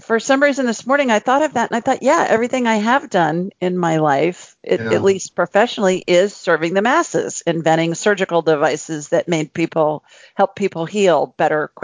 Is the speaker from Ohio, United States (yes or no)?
yes; Columbus, Ohio, United States; moved away as an adult; also born or lived in Los Angeles; I grew up in a city of a couple million people called Columbus, Ohio, in the U.S.